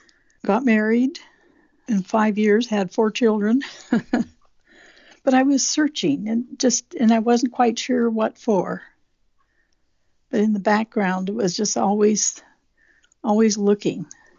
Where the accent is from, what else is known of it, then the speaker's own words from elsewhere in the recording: Southeast Alaska, United States; also born or lived in Juneau, Alaska; born and raised in Southeast Alaska, and I was raised Catholic in a small village on an island. When I got to high school age, I had to board with different families in Juneau